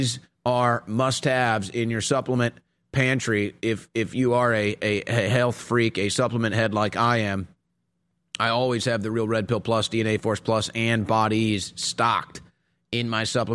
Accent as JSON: {"language": "English", "region": "Texas", "country": "United States", "said": "a Texan"}